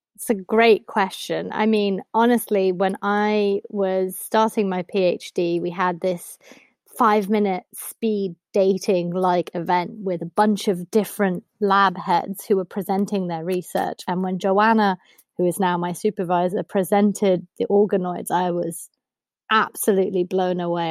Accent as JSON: {"language": "English", "country": "Germany", "tie": "born or raised there", "also_born_or_lived": "United States", "moved": "yes", "lives_now": "United Kingdom", "said": "I grew up in Germany"}